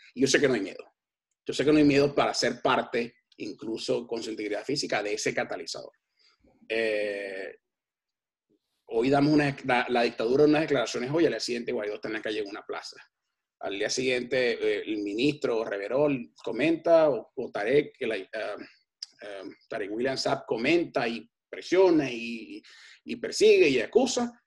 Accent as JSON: {"language": "Spanish", "country": "Venezuela", "said": "no nos podemos culpar nosotros mismos como venezolanos"}